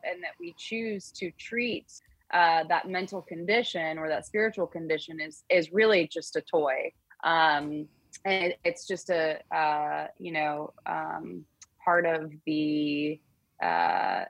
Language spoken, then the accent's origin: English; Colorado, United States; now in California, United States; I am not originally from California, but definitely feel more like a California girl than a Colorado girl, which is where I was born and raised.